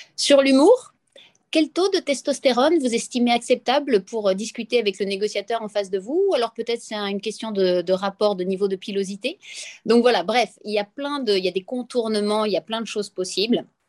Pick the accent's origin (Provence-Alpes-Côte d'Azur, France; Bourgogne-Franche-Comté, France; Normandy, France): Provence-Alpes-Côte d'Azur, France; Nice; accent: accent niçois / accent du Sud; mon accent du Sud. Et donc, quand je parle avec l'accent niçois